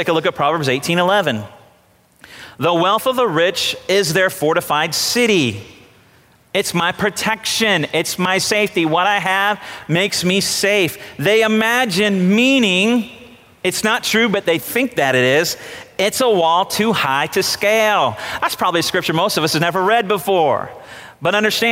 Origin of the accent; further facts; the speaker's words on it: United States; I'm an American